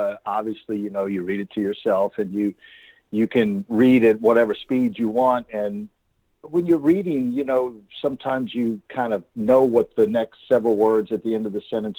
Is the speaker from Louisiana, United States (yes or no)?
yes; Baton Rouge, Louisiana, United States; I was born and raised in Baton Rouge, Louisiana